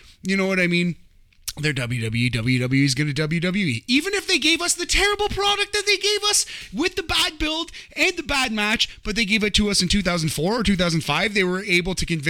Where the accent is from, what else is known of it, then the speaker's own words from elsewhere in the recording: Canada; I'm a Hart fan, I'm a Canadian